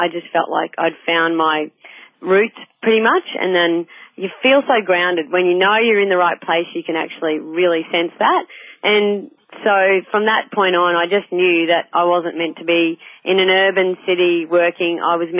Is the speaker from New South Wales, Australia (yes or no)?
no; Darling Downs, Queensland, Australia; moved away as an adult; also born or lived in Goondiwindi, Queensland / Sunshine Coast, Queensland; I'm from the Darling Downs originally, and so that was like farming country.